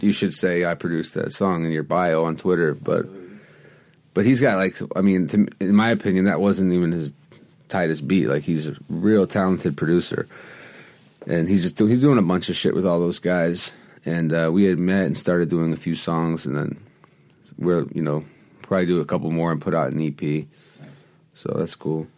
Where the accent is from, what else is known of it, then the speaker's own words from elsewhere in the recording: Los Angeles, California, United States; also born or lived in New York / Venice, Los Angeles; So I grew up on Melrose